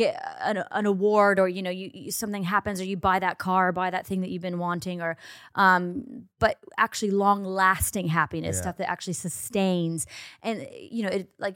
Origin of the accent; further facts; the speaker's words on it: Arizona, United States; also born or lived in Los Angeles, United States; now in London, United Kingdom; people I grew up with in Arizona